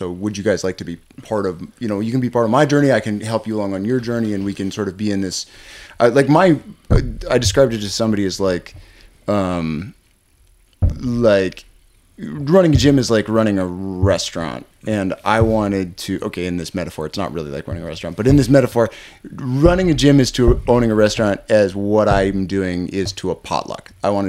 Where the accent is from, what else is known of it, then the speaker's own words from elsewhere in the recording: Chicago, Illinois, United States; I grew up here. Yeah. Okay. Yeah, I grew up in Chicago.